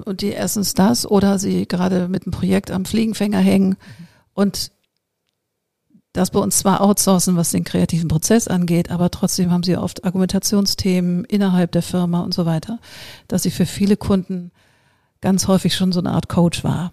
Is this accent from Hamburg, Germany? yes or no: yes; Hamburg, Germany; also born or lived in New York; ich bin so eine geboren in Hamburg